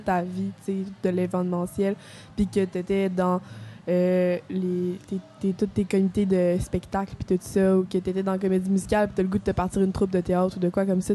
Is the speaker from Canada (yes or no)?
yes; Quebec City, Quebec, Canada; moved away as an adult; nouvelle dans la région, là. je viens de Québec